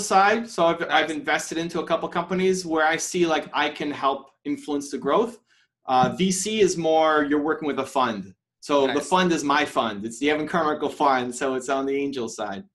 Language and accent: English; Canada; also born or lived in Toronto; I'm from Canada. I'm, I'm in Toronto right now